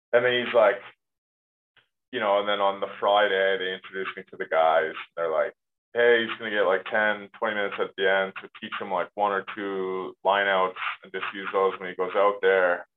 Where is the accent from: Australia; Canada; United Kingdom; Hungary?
Canada; moved away as an adult; as a Canadian player